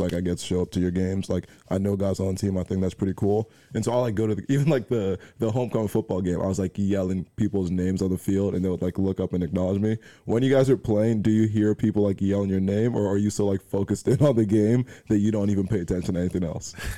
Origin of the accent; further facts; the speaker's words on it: New Jersey, United States; I'm from New Jersey, and my high school is like ten minutes away from here